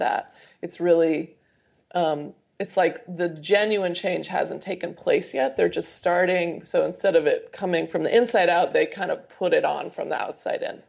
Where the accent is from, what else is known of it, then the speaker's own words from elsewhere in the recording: Idaho, United States; growing up in Idaho